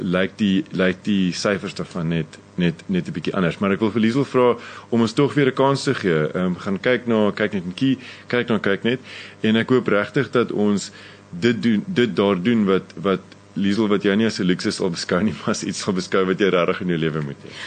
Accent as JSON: {"language": "Afrikaans", "country": "South Africa", "said": "wie ons is as Suid-Afrikaners, wie ons is as Afrikaanse mense vandag"}